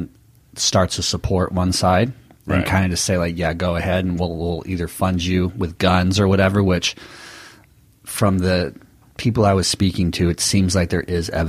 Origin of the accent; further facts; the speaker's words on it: United States; as an American